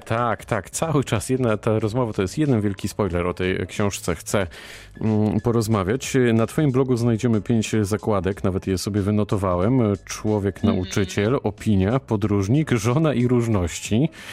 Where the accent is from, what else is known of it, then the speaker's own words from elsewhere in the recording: Wrocław, Lower Silesian Voivodeship, Poland; wrocławianinowi z urodzenia